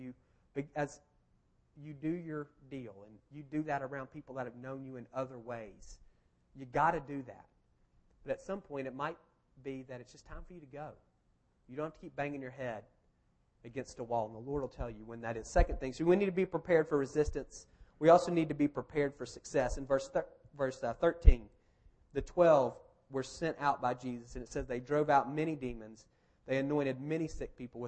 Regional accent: Marietta, Georgia, United States; also born or lived in Athens / Kentucky; This is literally my hometown. I went to Marietta High School. I grew up at First Methodist Marietta

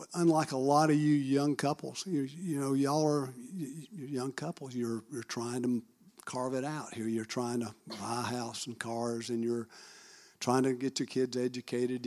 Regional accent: Marietta, Georgia, United States; I'm born and raised in Marietta, Georgia

